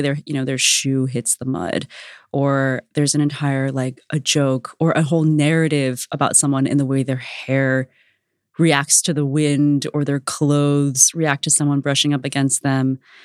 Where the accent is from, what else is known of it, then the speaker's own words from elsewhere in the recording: United States; also born or lived in Vietnam (family origin); I grew up in suburban America in the nineties